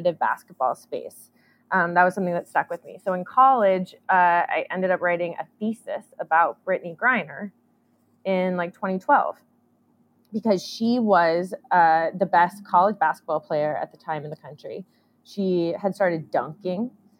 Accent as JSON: {"language": "English", "town": "Oakland", "region": "California", "country": "United States", "tie": "born or raised there", "said": "I grew up in Oakland, California"}